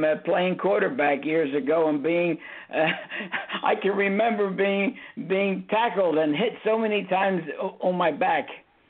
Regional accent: Philadelphia, Pennsylvania, United States; In fact, I'm from Philadelphia.

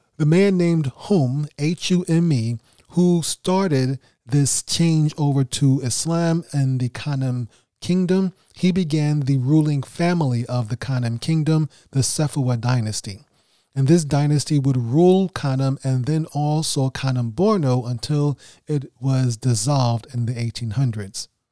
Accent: New York City, New York, United States; also born or lived in Senegal; I'm not from West Africa. I am from Brooklyn, New York.

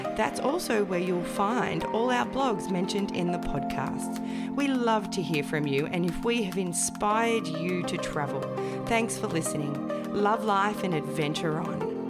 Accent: Melbourne, Victoria, Australia; I'm from Melbourne

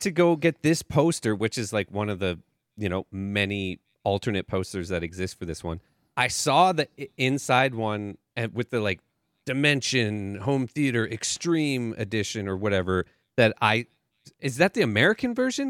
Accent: Calgary, Alberta, Canada; I'm from Calgary

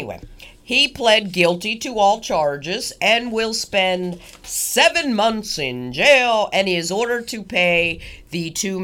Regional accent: Pittsburgh, Pennsylvania, United States; I'm originally from Pittsburgh here

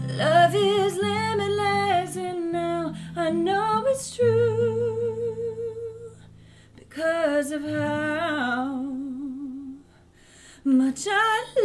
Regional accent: Florida, United States; also born or lived in Beacon / Harlem / Texas; now in Poughkeepsie, United States; I live in Poughkeepsie right now. I'm actually from Florida, but I lived in Beacon for 3 years. And then before that, I lived in Harlem. And then before that, I lived in Texas.

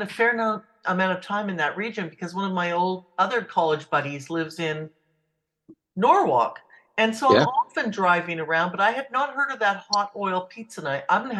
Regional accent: Vancouver Island, British Columbia, Canada; I'm from Vancouver Island

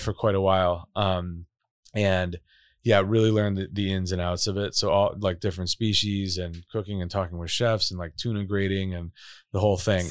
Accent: Chicago, Illinois, United States; moved away as an adult; also born or lived in Boulder, Colorado; I'm from Chicago. I'm from Chicago. Proudly from Chicago.

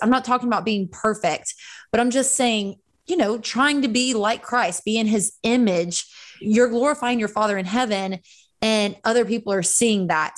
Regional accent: Central Florida, United States; I grew up in Central Florida

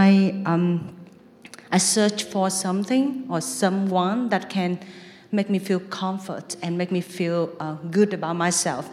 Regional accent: Vietnam; moved away; I was living in Vietnam, so Buddhism is like a very big thing in my home country

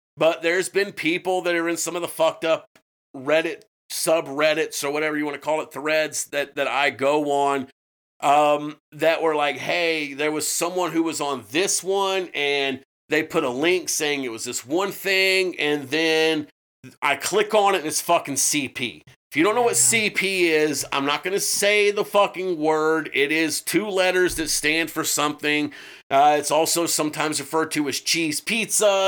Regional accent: United States; we're American

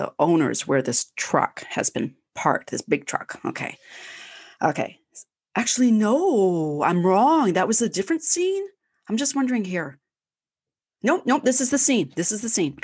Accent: Canada; I'm Canadian

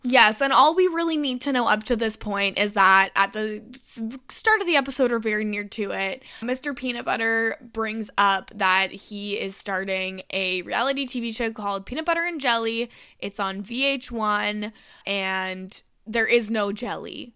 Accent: Canada; accent: Canadian; my Canadian accent

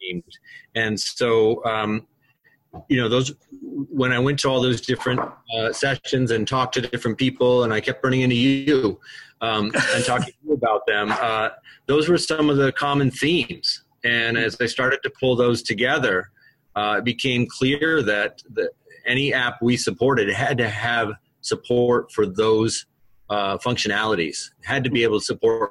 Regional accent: Vermont, United States; I'm from Vermont, and I work in the Essex-Westford School District, which is near Burlington

